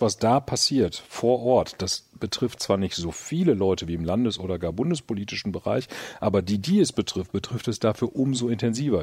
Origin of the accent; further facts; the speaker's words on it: Münster, North Rhine-Westphalia, Germany; komm aus Münster